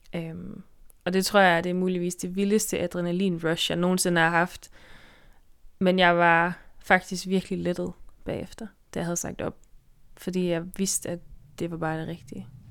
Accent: Denmark; moved away as an adult; now in Faroe Islands; jeg er fra Danmark, og altså, jeg bliver aldrig færing i den forstand

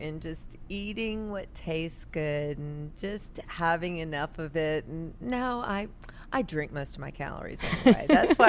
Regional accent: New Orleans, Louisiana, United States; also born or lived in California; I'm a hometown girl. I grew up in New Orleans.

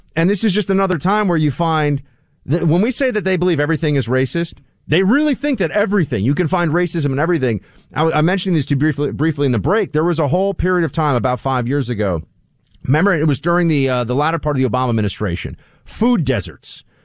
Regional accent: New York, United States; as a New Yorker

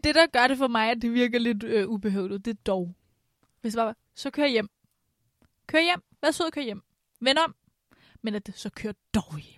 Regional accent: Vestegnen, Capital Region of Denmark, Denmark; jeg er fra Vestegnen

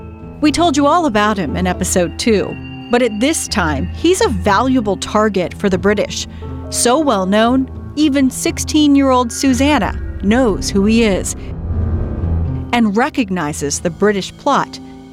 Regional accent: Maryland, United States; I'm from Maryland.

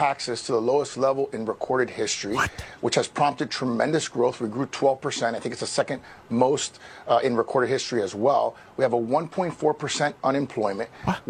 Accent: Miami, Florida, United States; I grew up in Miami. I was born and raised there. I was born in 1977.

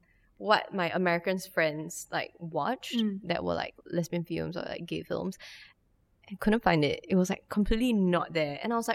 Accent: Singapore; as like a Singaporean Chinese person.

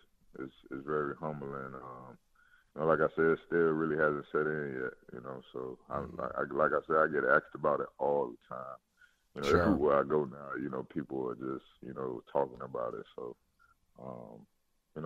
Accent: Miami, Florida, United States; moved away as an adult; now in Houston, United States; I'm from Miami

